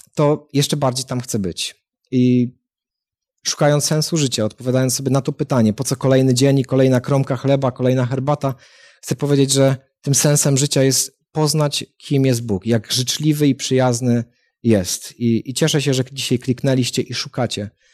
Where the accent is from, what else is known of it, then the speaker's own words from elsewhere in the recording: Katowice, Silesian Voivodeship, Poland; jestem z Katowic